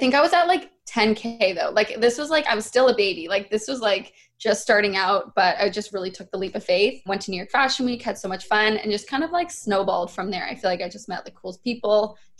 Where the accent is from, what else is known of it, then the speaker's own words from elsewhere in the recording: Vancouver, British Columbia, Canada; I'm from Canada, which a lot of people don't know that. I'm from Vancouver. I grew up here